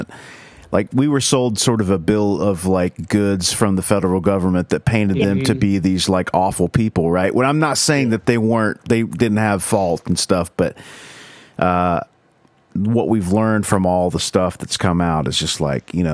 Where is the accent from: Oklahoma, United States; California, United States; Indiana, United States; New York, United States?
Oklahoma, United States; I'm from Oklahoma